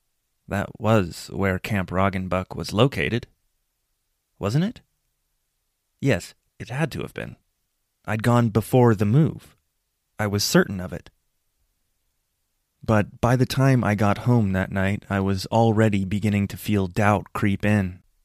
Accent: Spokane, Washington, United States; Most of the people I grew up in Spokane with only talked about how badly they wanted to leave it.

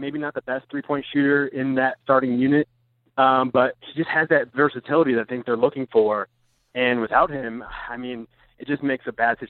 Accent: Connecticut, United States; moved away; also born or lived in Los Angeles; I used to live in L.A., and so I'm from Connecticut originally

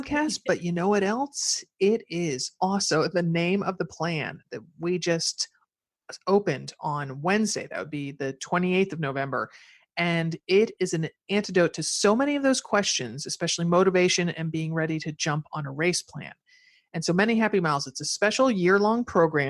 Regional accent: Connecticut, United States; moved away; growing up in Connecticut, I could, if I took you back to my mother's old house, my parents' old house

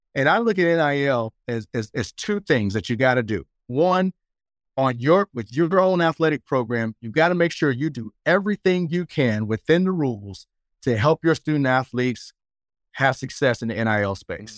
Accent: Fayetteville, North Carolina, United States; moved away as an adult; also born or lived in Michigan; now in Los Angeles, United States; I'm a kid from Fayetteville, North Carolina

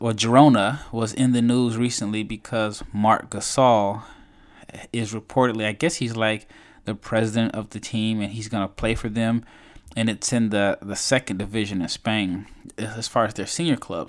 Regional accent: United States; I'm obviously an American

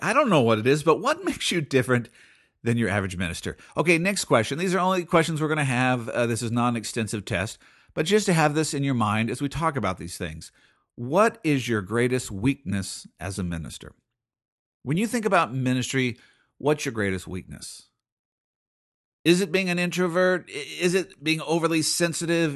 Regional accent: Seattle, Washington, United States; I'm from Seattle.

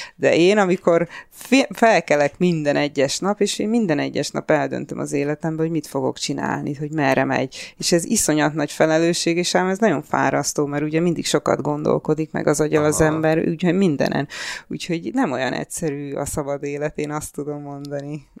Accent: Budapest, Hungary; moved away as an adult; also born or lived in England / London; Csepelen születtem

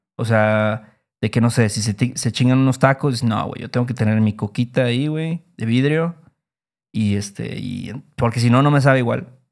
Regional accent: Mexico; como mexicanos

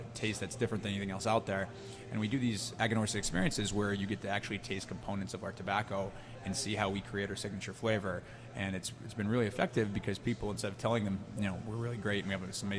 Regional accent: Massachusetts, United States; I grew up in Massachusetts, which is not known for its tobacco culture

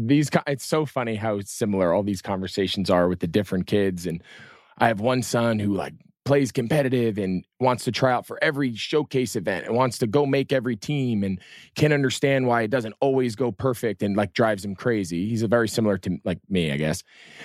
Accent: New Jersey, United States; I'm from New Jersey.

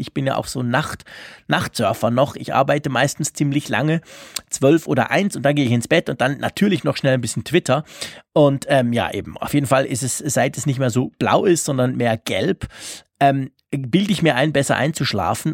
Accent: Switzerland; bei uns in der Schweiz

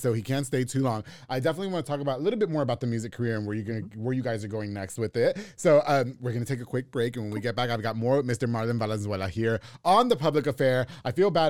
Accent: Long Island, New York, United States; moved away as an adult; now in Texas, United States; I'm from New York. We listen to salsa, merengue, bachata, reggaeton.

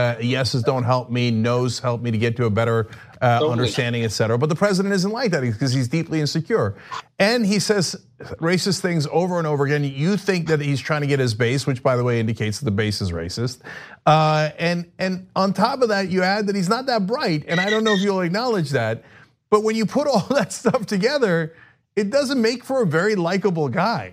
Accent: New Jersey, United States; I grew up on the East Coast. I grew up in Jersey with a lot of Italian guys like you

